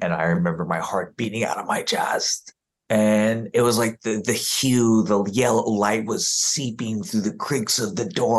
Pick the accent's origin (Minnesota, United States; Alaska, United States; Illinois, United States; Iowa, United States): Alaska, United States; Juneau; born there; also born or lived in Germany; I was born in Juneau, Alaska. And she was like, I lived in Juneau, Alaska. And I was like, oh my gosh, I'm an Army brat. And I lived in Germany.